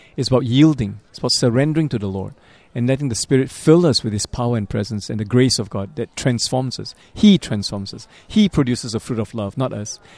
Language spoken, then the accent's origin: English; Singapore; moved away as an adult; also born or lived in Montreal; I'm originally from Singapore